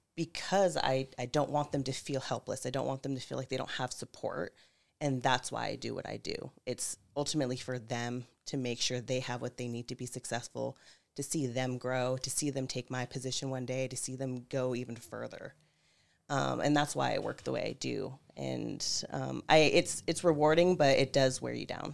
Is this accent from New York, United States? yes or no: no; Pope Valley, California, United States; now in Santa Rosa, United States; I'm originally from Pope Valley, California